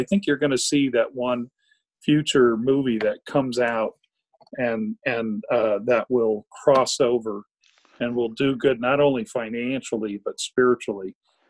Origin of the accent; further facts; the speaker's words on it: the South, United States; Growing up in the South, I mean, that's, you know, I was, when I moved to Texas, we were minorities in both religion and race in South Texas.